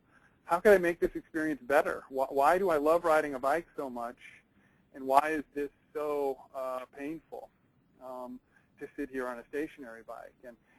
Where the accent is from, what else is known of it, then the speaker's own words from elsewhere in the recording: East Coast, United States; I grew up on the East Coast, and I spent more time on stationary bikes than almost anyone I know.